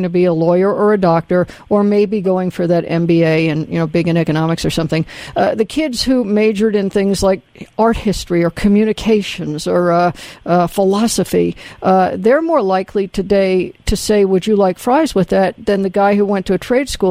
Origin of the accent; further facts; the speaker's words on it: the South, United States; I grew up in the South in the 60s